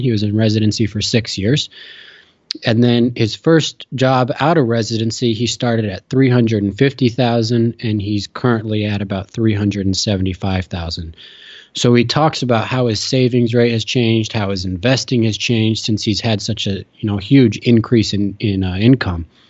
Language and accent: English; Chicago, Illinois, United States; moved away as an adult; also born or lived in Utah / Notre Dame, Indiana; now in New York, United States; I grew up in Chicago